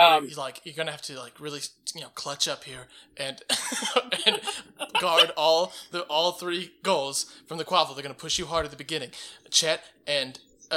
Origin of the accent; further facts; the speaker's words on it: United Kingdom; Double Z, because we're British.